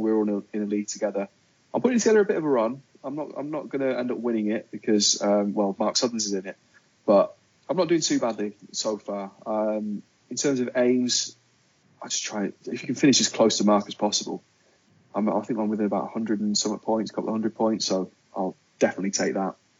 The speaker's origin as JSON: {"language": "English", "town": "Wigan", "region": "North West England", "country": "United Kingdom", "moved": "yes", "lives_now": "London, United Kingdom", "said": "I am from the glorious town of Wigan in Lancashire."}